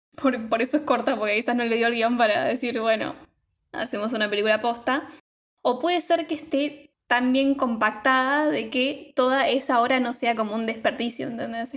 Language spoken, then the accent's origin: Spanish; Argentina; acá en Argentina en mi época de chica